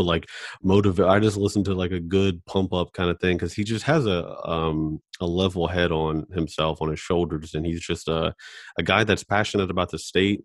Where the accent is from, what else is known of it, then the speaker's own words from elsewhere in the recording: Charleston, West Virginia, United States; we're all from Charleston